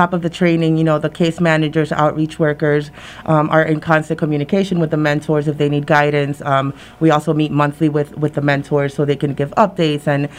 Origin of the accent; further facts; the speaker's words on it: Springfield, Massachusetts, United States; now in Pittsfield, United States; I grew up in, born and raised in Springfield. Came to Pittsfield in 2009 when my girls were still very young, and you know, schooling over here seemed a little more better than Springfield. So I decided to move out here.